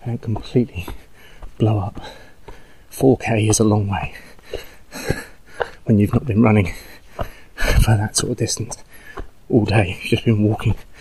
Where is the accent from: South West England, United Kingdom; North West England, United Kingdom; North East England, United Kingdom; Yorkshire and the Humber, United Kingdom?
South West England, United Kingdom; Bristol; Bristol in the UK